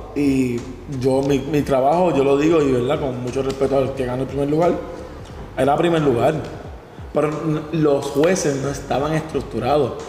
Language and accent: Spanish; Levittown, Puerto Rico; salimos de Levittown, del mismo barrio